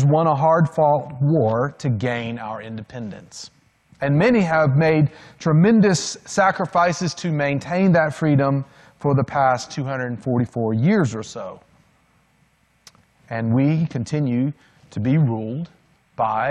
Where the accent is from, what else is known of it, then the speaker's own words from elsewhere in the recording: Macon, Georgia, United States; also born or lived in North Beach, Maryland / Washington, D.C. suburb; I was not born in Georgia